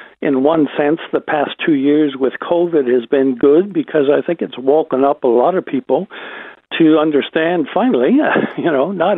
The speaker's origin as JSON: {"language": "English", "country": "United States", "said": "as an American"}